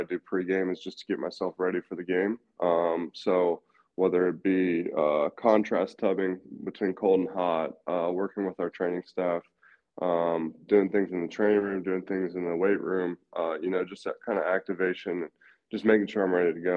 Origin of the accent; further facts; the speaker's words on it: Columbus, Ohio, United States; I grew up in Columbus, Ohio